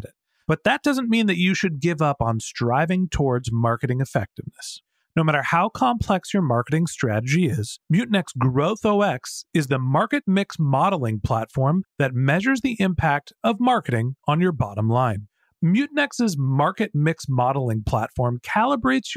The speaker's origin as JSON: {"language": "English", "region": "Northern California", "country": "United States", "tie": "born or raised there", "said": "I was born in the United States, I live in Silicon Valley, I actually grew up in Northern California"}